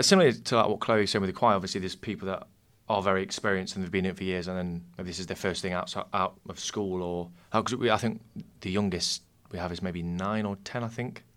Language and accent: English; Nottingham, East Midlands, United Kingdom; also born or lived in the north of England; I moved down here when I was very young, so I kind of I cast Nottingham as my hometown